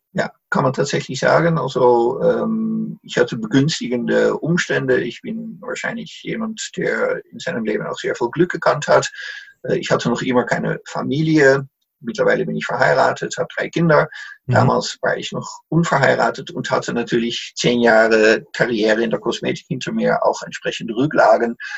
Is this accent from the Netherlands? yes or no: yes; Netherlands; German is a second language; moved away as an adult; also born or lived in Salzburg, Austria / Munich, Germany; now in Emmerich am Rhein, Germany; bin als Holländer damals in Österreich, hab mich darauf beworben